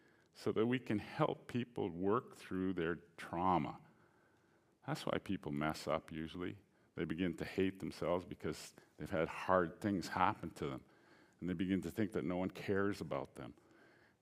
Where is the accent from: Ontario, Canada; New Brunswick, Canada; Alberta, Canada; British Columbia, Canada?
Alberta, Canada; I grew up in Alberta. I was born here.